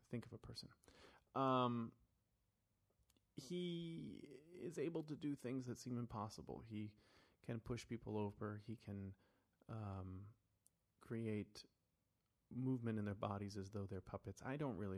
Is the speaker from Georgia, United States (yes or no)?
no; Florida, United States; I grew up in Florida